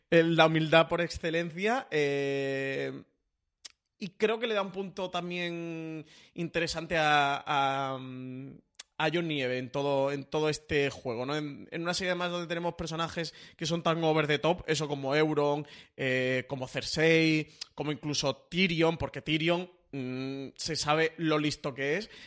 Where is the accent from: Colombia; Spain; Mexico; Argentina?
Spain; Andalusia; yo soy andaluz